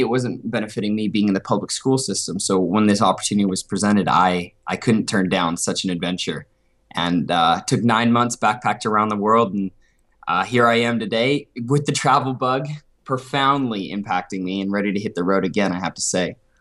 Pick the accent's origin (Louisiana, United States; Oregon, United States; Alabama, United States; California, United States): Oregon, United States; Beaverton; I'm from Portland, Oregon originally. Well, suburbia, Beaverton, Oregon, just outside